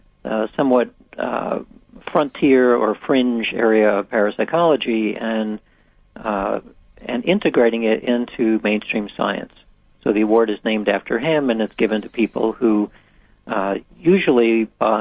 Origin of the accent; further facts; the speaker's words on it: Atlanta, Georgia, United States; I grew up in Atlanta, Georgia